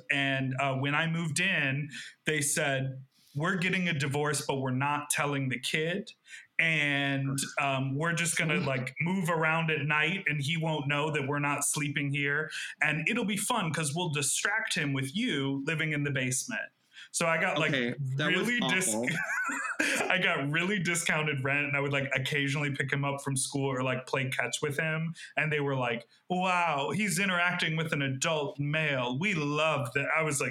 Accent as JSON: {"language": "English", "town": "Evanston", "region": "Illinois", "country": "United States", "also_born_or_lived": "Chicago", "moved": "yes", "said": "But I loved living in Chicago, and I'm from Evanston. So like that whole vibe is very much what I'm used to."}